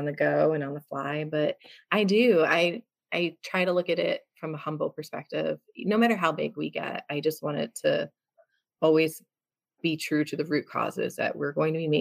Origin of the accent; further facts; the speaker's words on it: New Jersey, United States; I come from Jersey